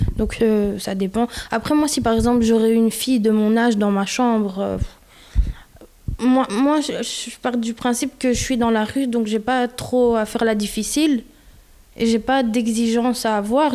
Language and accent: French; Belgium; je suis née en Belgique